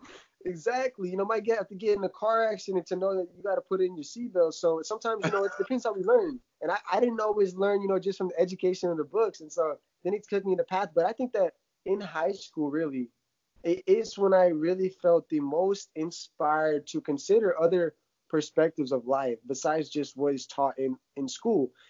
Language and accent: English; Ukraine; now in United States; growing up in Ukraine, you know, uh, seeing my family die in front of me to drugs, alcohol